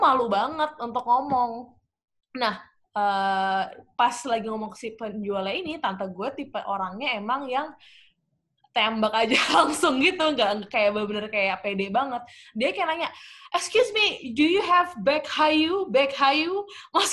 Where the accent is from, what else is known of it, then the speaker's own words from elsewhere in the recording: Jakarta, Indonesia; also born or lived in Surabaya / United Kingdom; lahirnya di Surabaya, terus dari kecil dari SD gitu tinggalnya di Jakarta